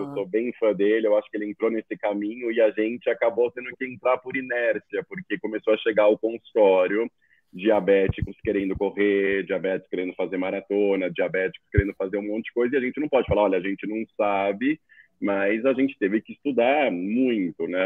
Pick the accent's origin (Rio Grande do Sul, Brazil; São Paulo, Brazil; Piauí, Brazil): São Paulo, Brazil; sou daqui de São Paulo